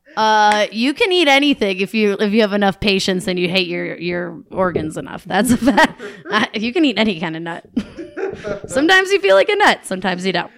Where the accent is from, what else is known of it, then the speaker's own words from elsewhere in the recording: Buffalo, New York, United States; I'm from Buffalo, New York